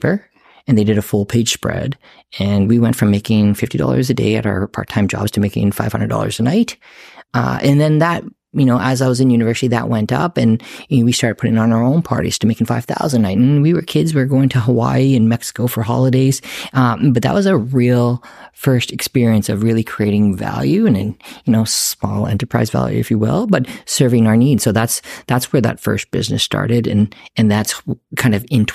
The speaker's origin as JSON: {"language": "English", "town": "Saskatoon", "region": "Saskatchewan", "country": "Canada", "tie": "born or raised there"}